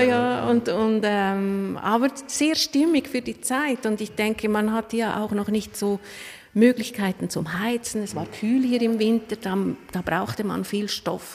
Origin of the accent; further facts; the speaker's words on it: Lucerne, Switzerland; Ich bin in Luzern geboren und habe jetzt das große Glück, eigentlich am schönsten Platz in Luzern arbeiten zu dürfen.